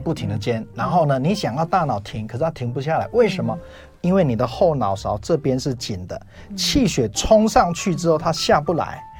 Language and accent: Chinese; Taiwan; 我在我那个年代刚好是抗生素到了台湾